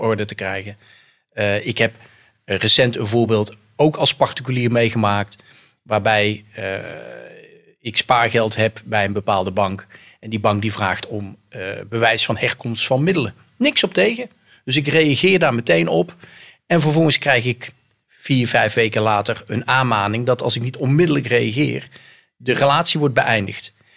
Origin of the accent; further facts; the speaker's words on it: North Brabant, Netherlands; accent: soft G; moved away; ik kom oorspronkelijk uit Brabant, dat hoor je aan mijn zachte G